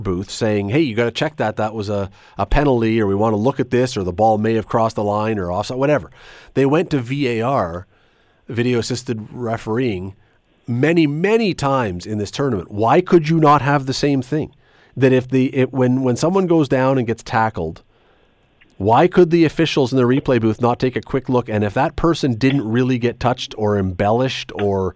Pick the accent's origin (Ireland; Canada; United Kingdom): Canada; I'm brought up as a Canadian